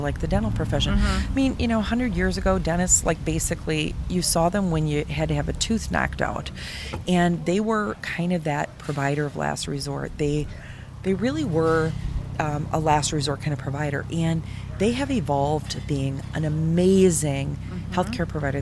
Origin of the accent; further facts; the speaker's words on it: Milwaukee, Wisconsin, United States; I'm from Milwaukee